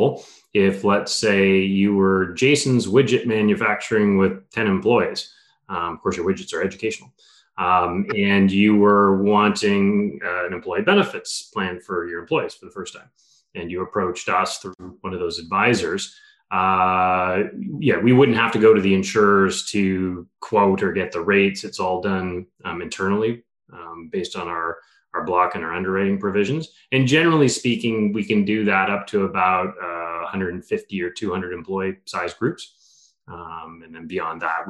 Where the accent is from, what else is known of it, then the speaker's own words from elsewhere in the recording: Vancouver, British Columbia, Canada; moved away as an adult; also born or lived in Halifax / Kingston, Ontario; I was from Vancouver